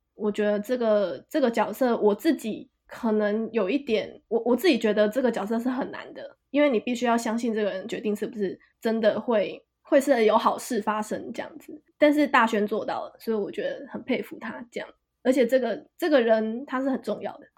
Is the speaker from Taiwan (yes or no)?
yes; Kaohsiung, Taiwan; also born or lived in Taipei, Taiwan; now in Kyoto, Japan; 老家在高雄